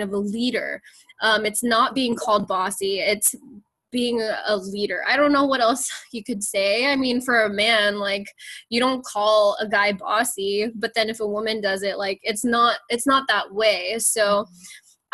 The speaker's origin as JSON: {"language": "English", "country": "United States", "said": "me being Filipino American"}